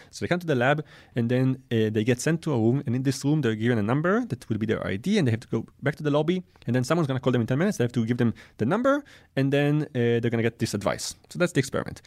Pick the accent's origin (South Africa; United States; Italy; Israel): Israel; also born or lived in France; I, I was born in France and raised in Israel